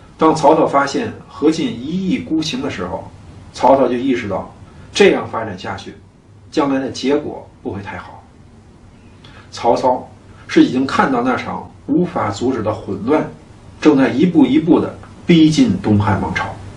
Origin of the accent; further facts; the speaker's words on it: China; 我们中国人